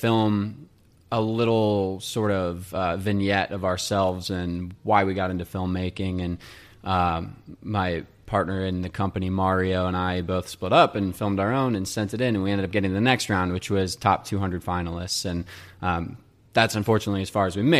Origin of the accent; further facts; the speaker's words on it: Crown Point, Indiana, United States; moved away as an adult; also born or lived in Boston; now in Chicago, United States; really grew up in Crown Point